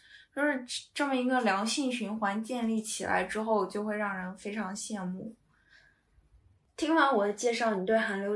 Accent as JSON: {"language": "Chinese", "region": "Northeast China", "country": "China", "moved": "yes", "lives_now": "United Kingdom", "said": "那那我们东北人也能歌善舞，嗯，我们东北人还能讲演小品呢。"}